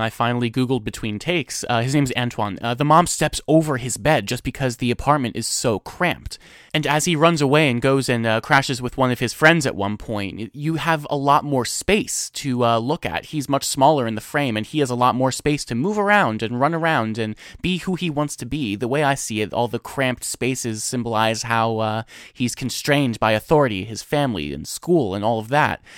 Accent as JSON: {"language": "English", "region": "New Jersey", "country": "United States", "also_born_or_lived": "Boston", "said": "I'm from New Jersey."}